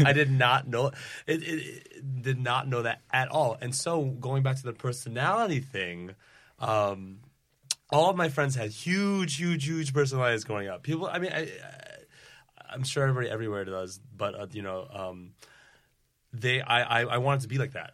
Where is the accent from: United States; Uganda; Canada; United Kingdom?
United States; Providence, Rhode Island; I'm from, uh, Providence, Rhode Island